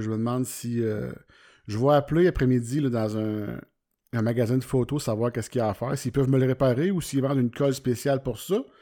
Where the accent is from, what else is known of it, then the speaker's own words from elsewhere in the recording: Warwick, Quebec, Canada; Moi, je viens de Warwick, c'est un petit, village